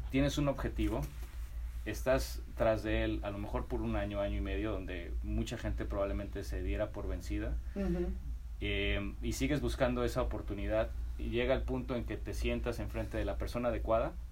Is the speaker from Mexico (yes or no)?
yes; Guadalajara, Jalisco, Mexico; also born or lived in Mexico City; De Guadalajara, soy de, de Guadalajara. viví em, mi vida mezclada entre la Ciudad de México y, Guadalajara.